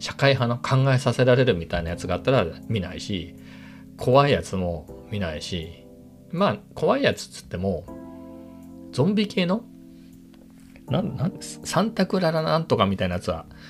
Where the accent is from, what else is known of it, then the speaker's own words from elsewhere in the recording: Ibaraki, Japan; moved away as an adult; 僕の田舎のね、茨城、茨城なんですけど、田舎の、まあ、友達なり親戚は、まあ、全員車持ってます